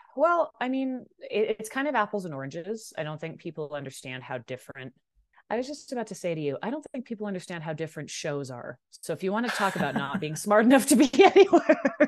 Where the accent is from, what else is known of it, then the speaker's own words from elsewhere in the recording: Vancouver, British Columbia, Canada; I grew up in Vancouver.